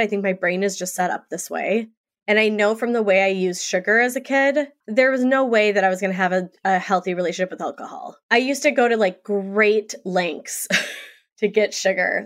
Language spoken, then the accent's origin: English; Saint Paul, Minnesota, United States; also born or lived in New York; I grew up in Saint Paul, Minnesota. I live outside of there